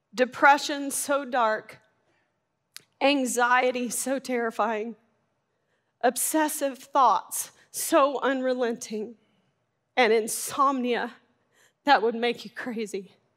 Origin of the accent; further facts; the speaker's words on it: Arkansas, United States; I'm from Arkansas.